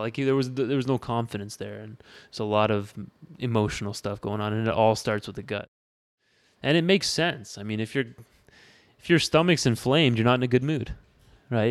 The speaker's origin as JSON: {"language": "English", "town": "Windsor", "region": "Ontario", "country": "Canada", "tie": "born or raised there", "also_born_or_lived": "Tempe, Arizona", "moved": "as an adult", "said": "born and raised in Windsor."}